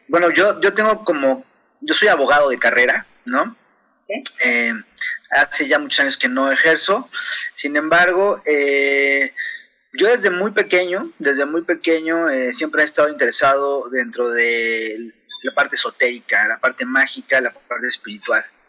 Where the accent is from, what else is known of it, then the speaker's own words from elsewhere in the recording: Mexico City, Mexico; now in Chihuahua, Mexico; yo soy originario de la Ciudad de México